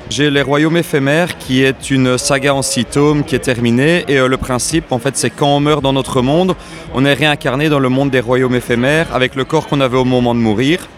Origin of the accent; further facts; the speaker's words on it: La Louvière, Wallonia, Belgium; je suis de La Louvière